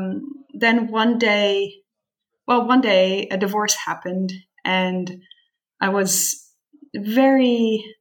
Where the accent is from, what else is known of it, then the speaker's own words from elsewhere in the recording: Netherlands; moved away as an adult; also born or lived in San Francisco, United States; now in Montreal, Canada; I was born and raised in Holland.